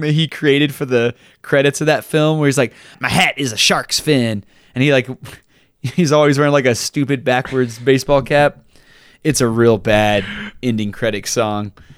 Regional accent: Texas, United States; a young Mormon boy growing up in Texas

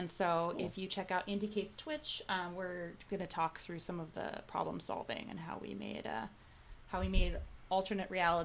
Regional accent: Seattle, Washington, United States; when I was a kid, I grew up in Seattle, and I used to go to Seattle Film Festival by myself.

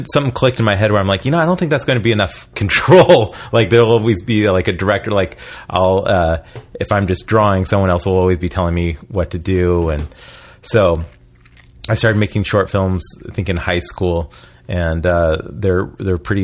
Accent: Oregon, United States; moved away as an adult; also born or lived in San Francisco; now in Los Angeles, United States; I grew up in Oregon

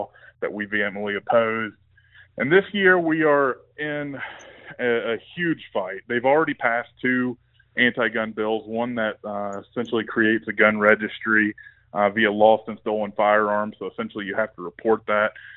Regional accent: East Tennessee, United States; accent: Southern twang; also born or lived in Virginia / South Mississippi; now in Colorado, United States; originally from East Tennessee, well, originally from Virginia, but grew up in East Tennessee and picked up a little bit more Southern twang and South Mississippi where all my family's from.

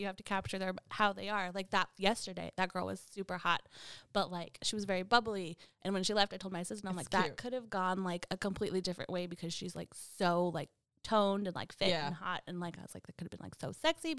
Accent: California, United States; growing up in Southern California was the best.

